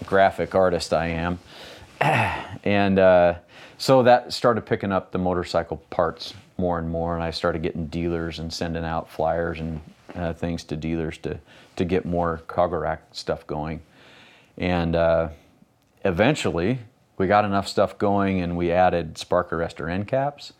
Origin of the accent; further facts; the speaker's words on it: Ontario, Oregon, United States; also born or lived in Idaho; I grew up in Ontario, Oregon, which is about thirty miles from where we are right now